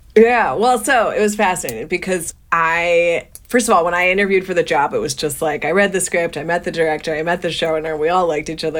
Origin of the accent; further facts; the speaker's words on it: New Jersey, United States; I grew up in New Jersey, small town, public high school